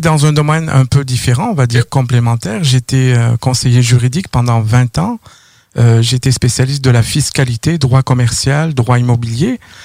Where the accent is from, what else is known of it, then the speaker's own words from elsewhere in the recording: near Toulouse, Occitania, France; moved away as an adult; also born or lived in Paris, France; now in Quebec, Canada; j'ai grandi dans le sud de la France, pas loin de Toulouse